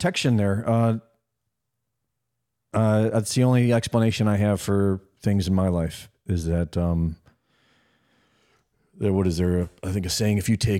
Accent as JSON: {"language": "English", "town": "Cleveland", "region": "Ohio", "country": "United States", "tie": "born or raised there", "also_born_or_lived": "New York", "moved": "yes", "said": "I grew up in Cleveland, Ohio"}